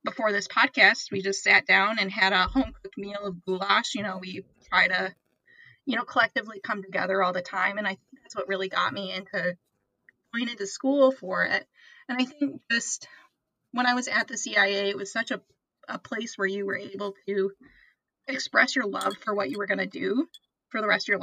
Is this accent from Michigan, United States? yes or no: yes; South Haven, Michigan, United States; I'm from South Haven, Michigan